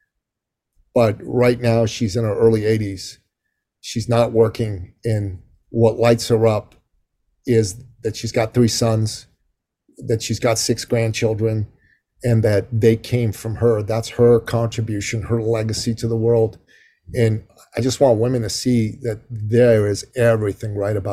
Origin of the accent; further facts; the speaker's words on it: Canada; I'm Canadian.